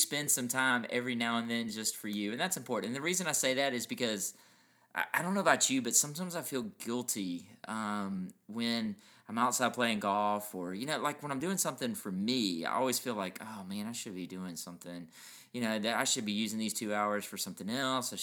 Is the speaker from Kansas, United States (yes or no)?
no; Reidsville, Georgia, United States; I was growing up in Reidsville